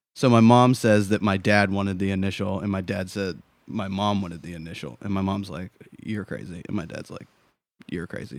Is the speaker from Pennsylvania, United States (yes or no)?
yes; Pittsburgh, Pennsylvania, United States; moved away as an adult; also born or lived in Miami / San Diego / Chicago; now in New Hampshire, United States; I was born in Miami, spent most of my life in Pittsburgh, Pennsylvania.